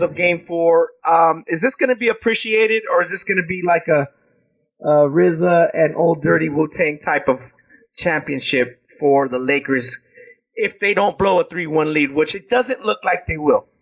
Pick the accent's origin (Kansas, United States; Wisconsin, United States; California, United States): California, United States; South Gate; they're from my hometown